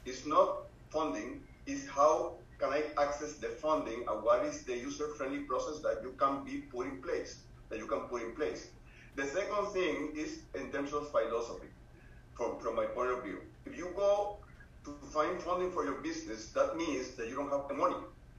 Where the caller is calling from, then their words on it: Puerto Rico; I'm participating from Puerto Rico.